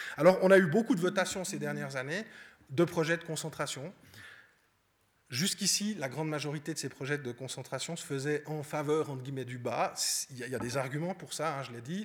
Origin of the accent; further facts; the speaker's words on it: Vaud, Switzerland; je suis vaudois